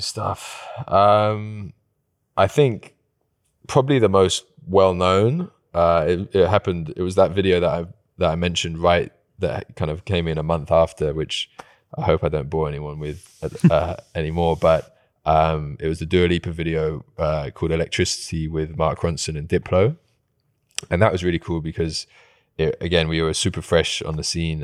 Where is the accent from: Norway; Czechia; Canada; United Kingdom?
United Kingdom; England; moved away; I'm English